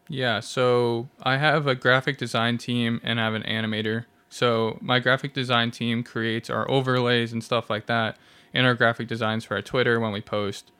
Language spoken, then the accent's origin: English; Washington, District of Columbia, United States; now in Independence, United States; I'm from the East Coast